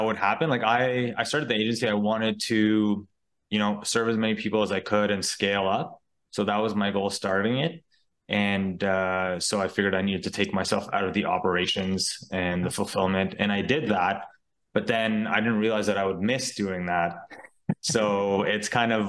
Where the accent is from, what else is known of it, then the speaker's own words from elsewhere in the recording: Ottawa, Ontario, Canada; also born or lived in Mexico; I was born and raised in Ottawa, Canada